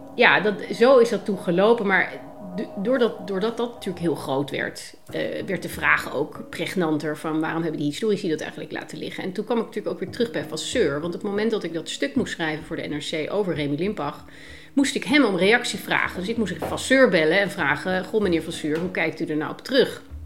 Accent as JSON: {"language": "Dutch", "country": "Netherlands", "said": "Als Nederlander"}